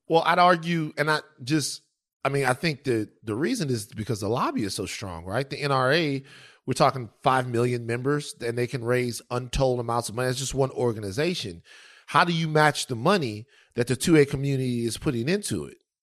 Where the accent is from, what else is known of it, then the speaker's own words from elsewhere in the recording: Baton Rouge, Louisiana, United States; I'm from the South, Louisiana, Baton Rouge. Um, number two, I grew up in a dangerous place